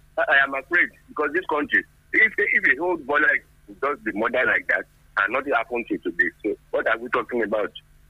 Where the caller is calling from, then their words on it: Abeokuta, Ogun State, Nigeria; I am calling from Owu Kingdom. Kagu Abekuta here.